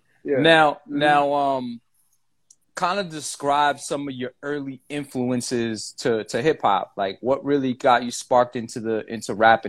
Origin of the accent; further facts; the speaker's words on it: Massachusetts, United States; because you're from Mass, we're from Mass.